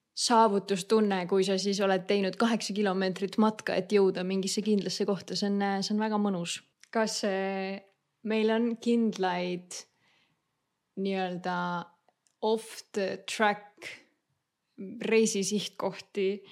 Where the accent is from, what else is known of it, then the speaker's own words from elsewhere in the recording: Saare County, Estonia; now in Denmark; me oleme Saaremaalt